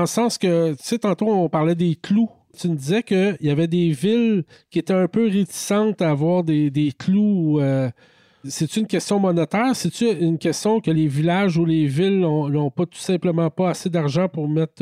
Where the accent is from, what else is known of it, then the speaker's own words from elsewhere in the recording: Quebec, Canada; en tant que Québécois